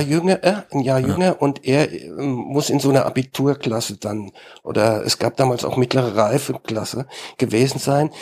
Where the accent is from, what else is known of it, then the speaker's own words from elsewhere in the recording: Mainz, Rhineland-Palatinate, Germany; selbst bin ich Mainzer.